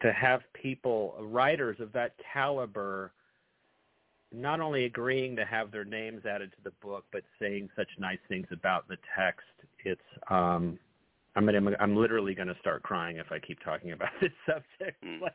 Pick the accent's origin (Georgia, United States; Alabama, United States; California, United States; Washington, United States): California, United States; Northern; I was born and raised in Northern California